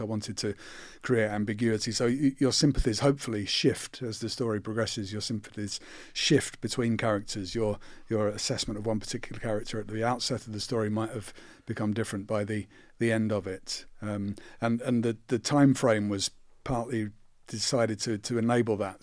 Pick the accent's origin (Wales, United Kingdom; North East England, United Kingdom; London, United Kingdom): London, United Kingdom; Croydon; I'm from Croydon and my dad was a sheet metal worker in, in a factory